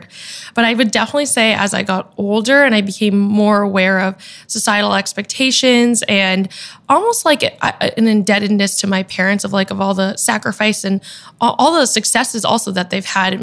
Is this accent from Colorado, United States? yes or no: no; Boston, Massachusetts, United States; now in New York City, United States; I am a Vietnamese American. I'm from Boston originally, and now I'm based out of New York City